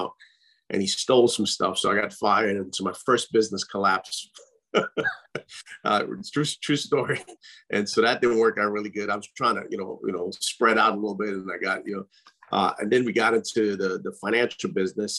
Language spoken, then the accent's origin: English; Trinidad & Tobago; now in United States; I grew up in the Caribbean.